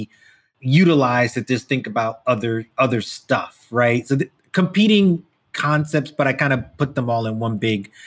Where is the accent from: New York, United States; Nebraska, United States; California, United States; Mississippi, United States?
New York, United States; New York City; I'm West Indian guy, born in the US, immigrant family, lived in Brooklyn specifically